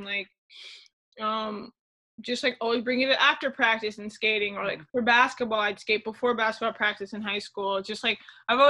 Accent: Palm Beach County, Florida, United States; also born or lived in Miami, Florida; I'm from there too.

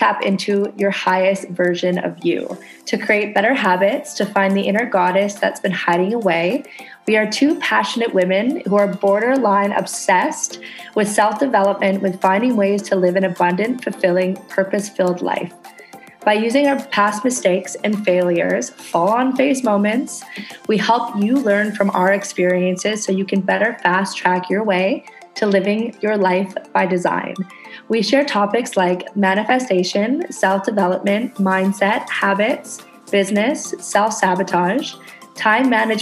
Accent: Canada; now in Indonesia

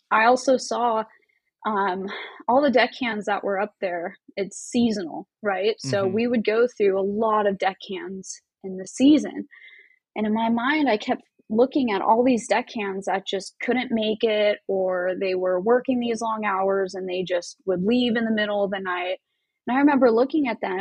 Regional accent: Anaheim, California, United States; also born or lived in Huntington Beach / Alaska; now in San Diego, United States; I was born here in San Diego, but all my schooling for the most part, like elementary school, middle school, high school, that was all in Anaheim

